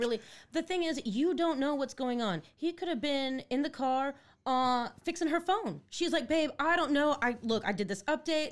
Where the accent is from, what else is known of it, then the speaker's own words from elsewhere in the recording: Netherlands; moved away; I was born in Holland. I'm Dutch